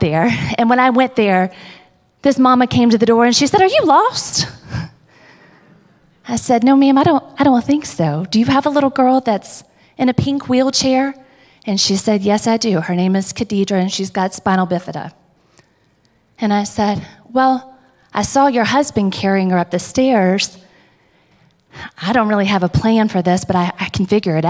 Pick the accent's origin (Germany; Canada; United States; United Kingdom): United States; South Georgia; I grew up in South Georgia